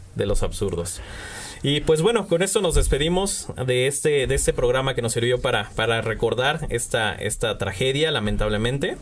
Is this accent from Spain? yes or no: no; Mexico; Nos unió como pueblo mexicano